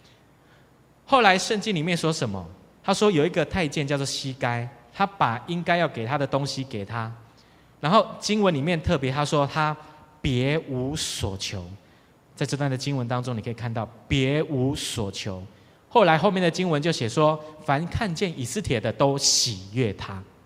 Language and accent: Chinese; Taiwan; 我们台湾人